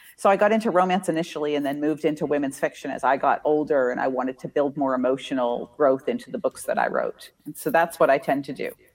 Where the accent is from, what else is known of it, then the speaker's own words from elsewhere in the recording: Massachusetts, United States; also born or lived in Indiana; now in Tampa Bay area, United States; I grew up in Massachusetts and lived in Indiana